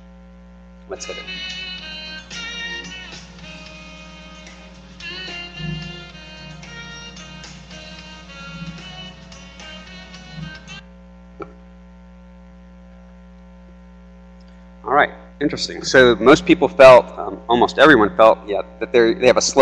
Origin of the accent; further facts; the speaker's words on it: New York, United States; now in North Carolina, United States; I'm from New York